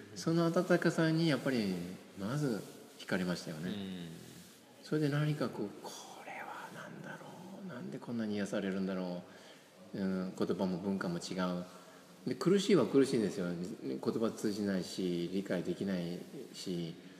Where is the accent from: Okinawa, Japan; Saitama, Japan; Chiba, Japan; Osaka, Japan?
Osaka, Japan; 私は小学校時代はね、大阪で育って